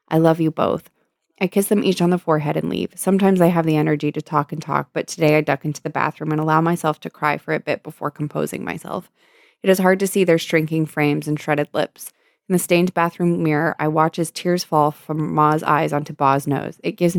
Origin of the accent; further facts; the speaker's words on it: San Diego, California, United States; That I was raised in San Diego.